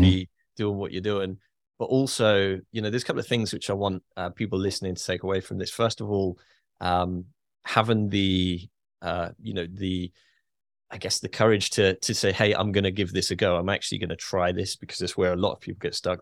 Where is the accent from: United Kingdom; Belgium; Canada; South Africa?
United Kingdom; as a Brit